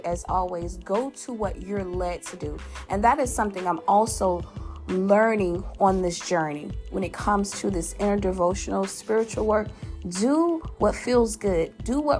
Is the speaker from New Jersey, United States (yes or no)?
no; Louisiana, United States; my home state, that boot state, that who that state, you know, the state with the best gumbo and Mardi Gras, you know, that partying state. Y'all know what it is, Louisiana